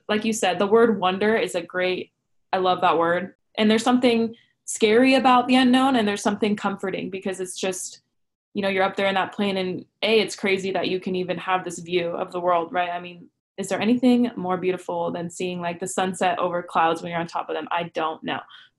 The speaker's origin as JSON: {"language": "English", "area": "Orange County", "region": "California", "country": "United States", "tie": "born or raised there", "said": "the way I grew up in Orange County"}